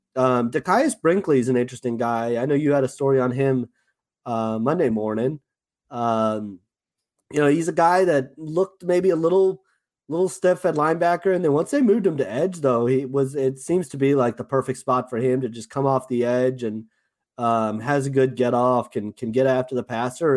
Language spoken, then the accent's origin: English; Johannesburg, Gauteng, South Africa; accent: South African; moved away; my South African accent